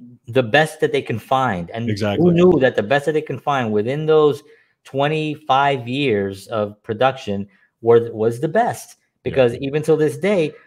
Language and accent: English; New York City, New York, United States; I'm growing up in the South Bronx